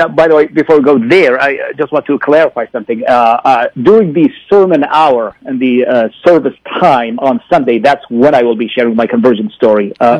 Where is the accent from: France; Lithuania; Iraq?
Iraq; moved away as an adult; now in United States; I actually did convert out of Islam in Iraq, and I continue to live there. All my family members are Muslims. Most of my friends are Muslims. And I continue to live in Iraq for another 13 years before I came to the United States.